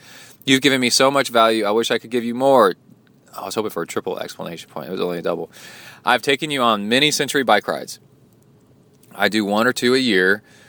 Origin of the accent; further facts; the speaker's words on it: Farmingdale, New York, United States; moved away as an adult; now in Israel; I was brought up in the States, Farmingdale, New York, and moved to Israel over 30 years ago after finishing university.